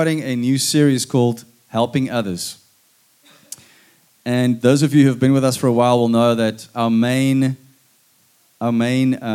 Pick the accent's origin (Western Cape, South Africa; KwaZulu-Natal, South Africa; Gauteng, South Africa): Western Cape, South Africa; Stellenbosch; I'm from Paul Roos